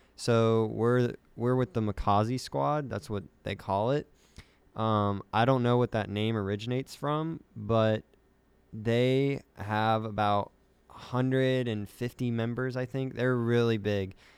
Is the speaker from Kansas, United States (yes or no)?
yes; Kansas, United States; I'm from Kansas